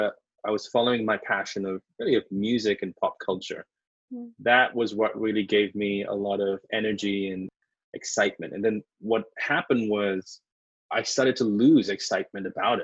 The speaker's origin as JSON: {"language": "English", "country": "Sri Lanka", "tie": "born or raised there", "also_born_or_lived": "London, United Kingdom / New York, United States", "moved": "as an adult", "lives_now": "Los Angeles, United States", "said": "I was born in Sri Lanka, which is a very beautiful tropical island"}